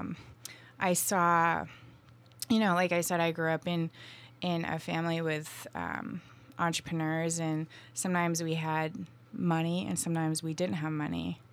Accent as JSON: {"language": "English", "region": "Vermont", "country": "United States", "tie": "born or raised there", "moved": "as an adult", "lives_now": "Asheville, United States", "said": "I grew up in Vermont"}